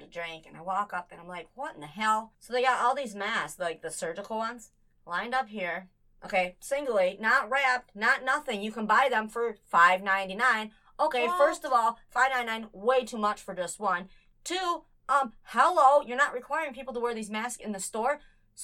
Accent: United States; I'm American as they can get

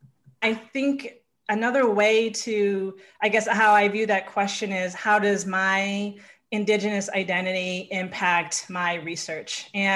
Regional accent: Milwaukee, Wisconsin, United States; I grew up in Milwaukee, Wisconsin, and my mother is from the Menominee tribe, and my father is from the Coeur d'Alene tribe. So I am an enrolled member of the Coeur d'Alene tribe, which is in northern Idaho.

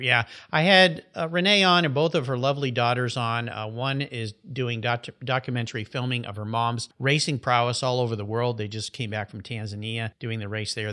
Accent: La Jolla, California, United States; We grew up together in La Jolla, California

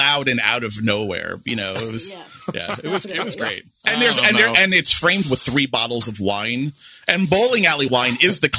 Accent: New York City, New York, United States; I grew up in Queens

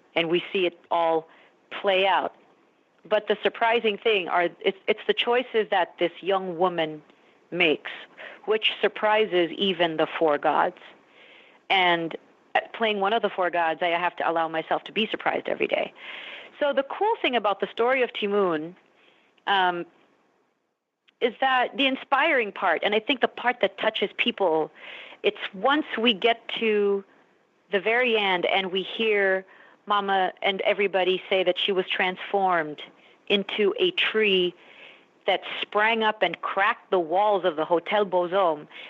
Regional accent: Philippines; as a Filipino woman, as a woman of color

